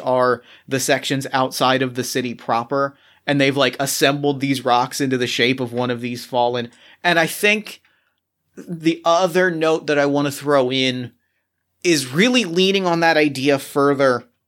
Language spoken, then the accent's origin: English; Philadelphia, Pennsylvania, United States; my hometown of Philadelphia